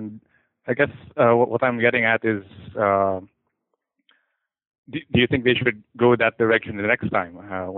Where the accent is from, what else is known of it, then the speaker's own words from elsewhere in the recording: Philippines; I'm from the Philippines.